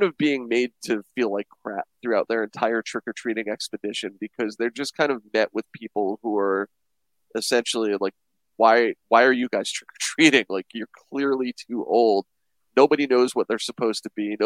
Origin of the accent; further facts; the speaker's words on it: New Jersey, United States; I grew up in New Jersey